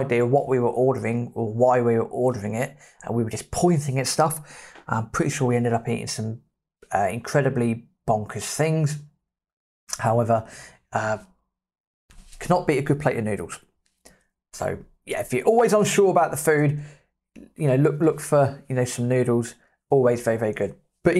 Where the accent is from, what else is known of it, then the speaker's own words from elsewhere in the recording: Australia; So, oh, how are you doing? Yeah … I'm from Australia. Do you fancy a beer?